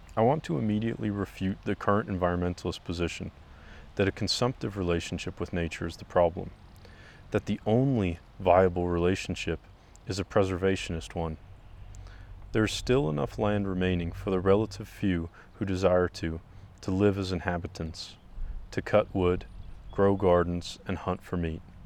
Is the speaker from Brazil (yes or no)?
no; England, United Kingdom; moved away as an adult; now in Idaho, United States; I grew up in England, a country the size of Alabama